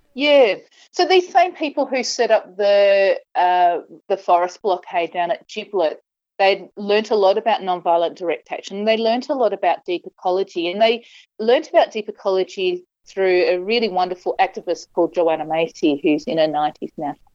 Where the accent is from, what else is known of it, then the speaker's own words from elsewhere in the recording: Western Australia, Australia; I grew up in Western Australia